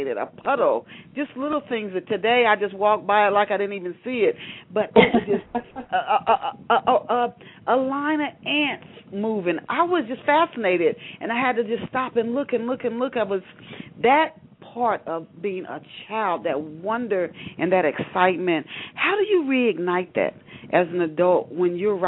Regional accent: Knoxville, Tennessee, United States; also born or lived in Ohio; in Knoxville, Tennessee, where I spent my childhood. I thought I was born in Ohio.

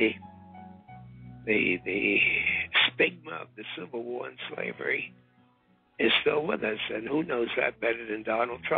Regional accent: New York City, New York, United States; I'll be right here in my hometown of Harlem

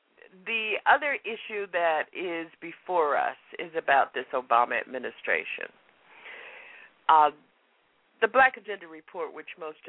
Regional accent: Florida, United States; now in Massachusetts, United States; Now, I remember when I came from Florida to Massachusetts to college, I didn't have to have a refrigerator.

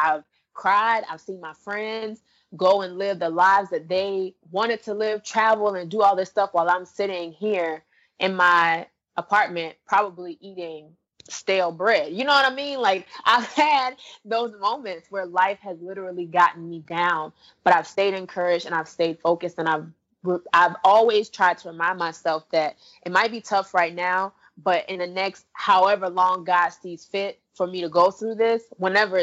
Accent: Orlando, Florida, United States; my hometown of Orlando

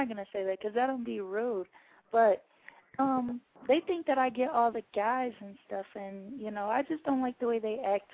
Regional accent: Ohio, United States; I'm from Ohio

